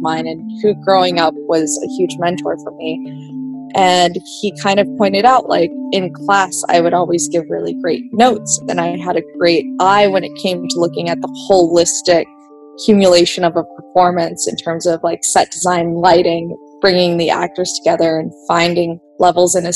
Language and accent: English; New Mexico, United States; first language Vietnamese; English is a second language; very few people that also grew up in New Mexico